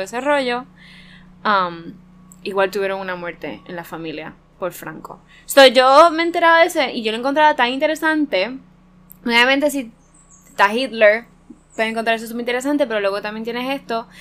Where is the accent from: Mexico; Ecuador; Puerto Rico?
Puerto Rico; nosotros como boricuas